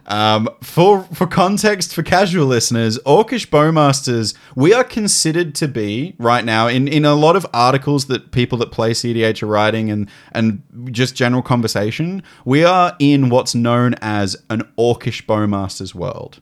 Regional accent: Gold Coast, Queensland, Australia; moved away; when I was a kid, I grew up on the Gold Coast.

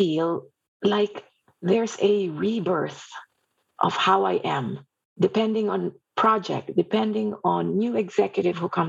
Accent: Philippines; moved away; I was born and raised in the Philippines

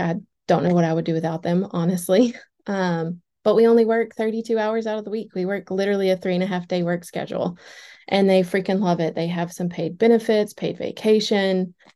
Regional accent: Cookeville, Tennessee, United States; also born or lived in Nashville, Tennessee; So, I booth rented so many days in Cookville, which is my hometown. That's where I'm originally from

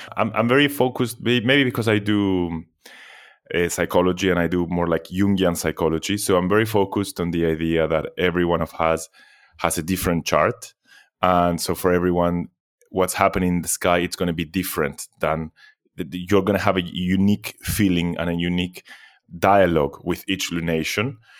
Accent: Argentina; also born or lived in Europe; now in Athens, Greece; I was born in Argentina, but I moved to Europe. many years ago

